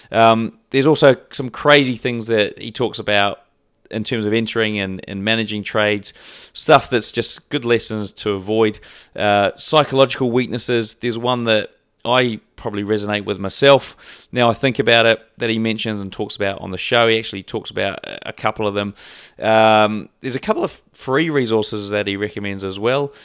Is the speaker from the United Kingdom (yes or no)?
no; New Zealand; I'm also a Kiwi